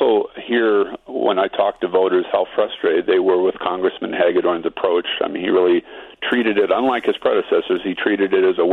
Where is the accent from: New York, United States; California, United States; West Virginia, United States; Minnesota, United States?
Minnesota, United States; Austin; my hometown here of Austin